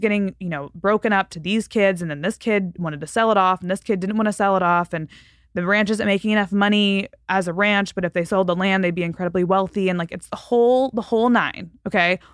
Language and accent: English; Fort Worth, Texas, United States; moved away; Fort Worth last, which is my hometown